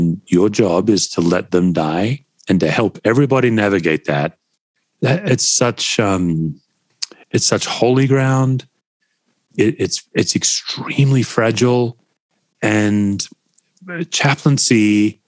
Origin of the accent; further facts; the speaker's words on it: Australia; being an Aussie. You know, Aussies, we come from English stock.